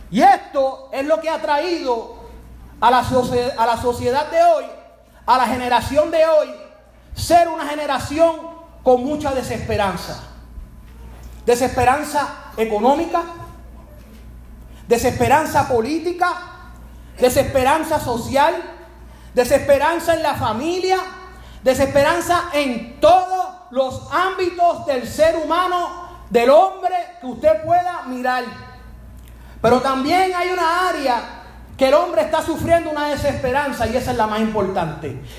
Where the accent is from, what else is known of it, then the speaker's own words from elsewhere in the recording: Spain; me imagino que inglés tiene otro acento, pero yo soy español.